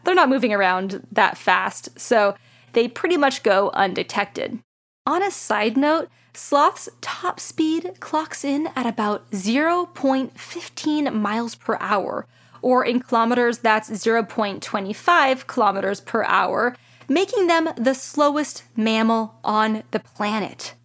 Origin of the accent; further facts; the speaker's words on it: California, United States; As a Californian